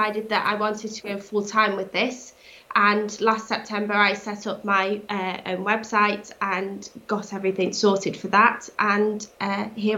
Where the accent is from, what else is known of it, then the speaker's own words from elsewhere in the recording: Cheshire, North West England, United Kingdom; Born and bred in Cheshire